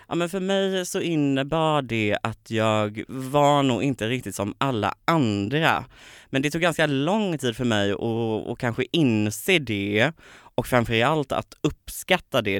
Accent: Påryd, Kalmar County, Sweden; moved away; i ett litet samhälle som heter Påryd där jag är uppvuxen.

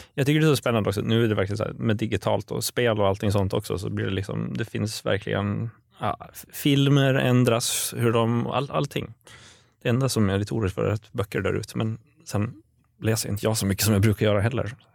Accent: Åland Islands; moved away; jag kommer från Åland överlag

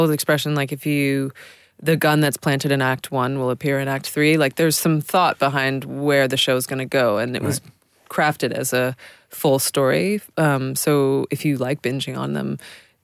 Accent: New York City, New York, United States; I grew up in New York City

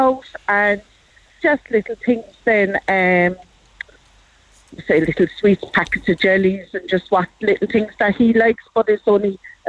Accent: Cork, County Cork, Ireland; We're from Greenmount.

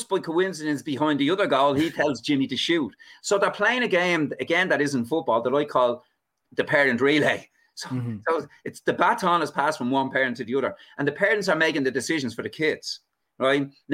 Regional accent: Dublin, Leinster, Ireland; now in Arklow, Ireland; I live in Arklow now. I'm a refugee from Dublin down in Arklow.

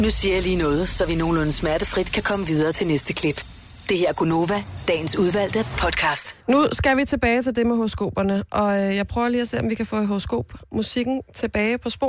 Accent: Nykøbing Sjælland, Zealand, Denmark; Jeg er fra Nykøbing Sjælland.

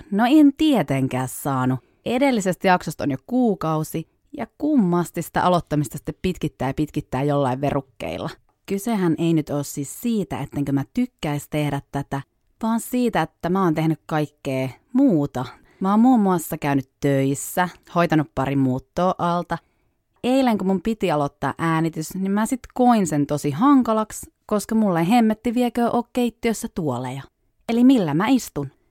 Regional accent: Savonia, Finland; accent: Savo dialect; No nyt tähän voi sitten joku heittää, että miksi mulla ei kunnollista Savon murretta, kun on sieltä kotosi.

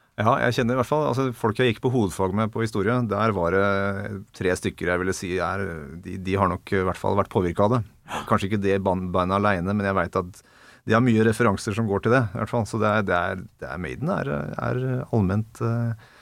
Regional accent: Ringerike, Buskerud, Norway; Vegård skole i hjembygda mi, Åsa innerst i Steinsfjorden eh, på Ringerike

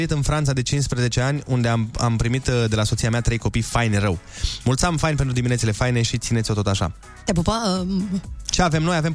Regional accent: Romania; despre noi ca români, ce avem noi, ce are el și nu am eu, cum ar veni. Ce avem noi și nu au alte popoare, de ce suntem noi uh, mai speciali.

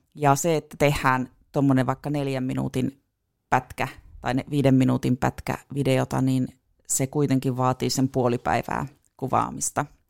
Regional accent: Puolanka, North Ostrobothnia, Finland; also born or lived in Tornio; now in Oulu, Finland; minä oon Puolangalta kotoisin

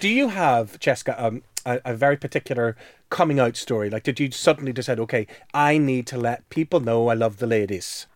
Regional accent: Belfast, Northern Ireland, United Kingdom; moved away; when I was growing up in Belfast

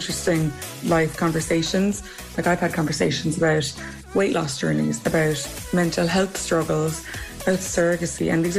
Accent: Limerick, Munster, Ireland; moved away as an adult; also born or lived in New York; I moved home from New York pretty much at the start of the pandemic. I think we were maybe 2 or 3 weeks in, and I moved back to Limerick

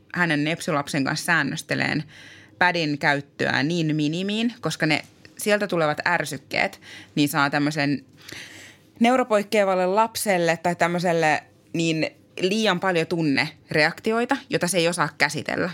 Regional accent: Tampere, Pirkanmaa, Finland; now in Äkäslompolo, Finland; Mä oon itse Tampereelta kotoisin

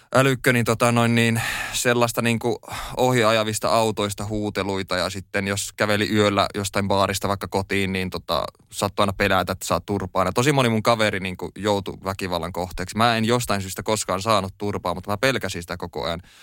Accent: Oulu, North Ostrobothnia, Finland; moved away as an adult; now in Helsinki, Finland; mä koen ja olen kotoisin tota Oulusta. Oulussa mä oon syntynyt ja siellä

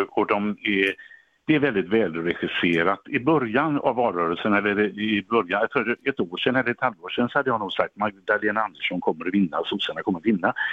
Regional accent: Gothenburg, Västra Götaland, Sweden; Biskopsgården där jag är uppvuxen

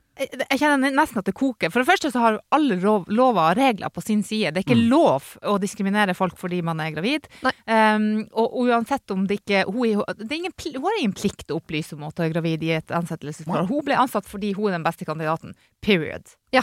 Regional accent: Northern Norway, Norway; moved away; er fra Nord-Norge

